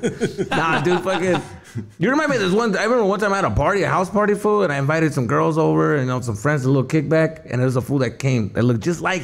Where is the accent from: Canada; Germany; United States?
United States; Tucson, Arizona; I grew up in Arizona, in Tucson.